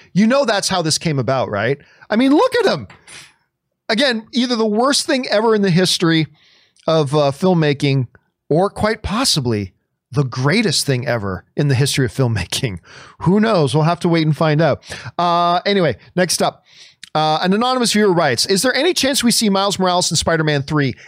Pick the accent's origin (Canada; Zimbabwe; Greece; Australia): Canada; I'm from Canada